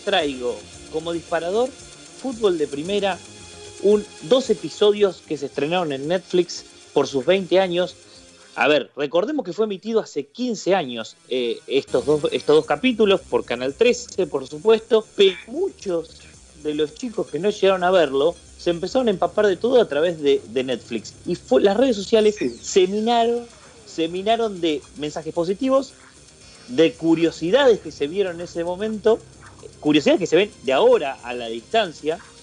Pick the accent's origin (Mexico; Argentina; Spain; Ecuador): Argentina; Saladillo, Buenos Aires Province; yo soy de Saladillo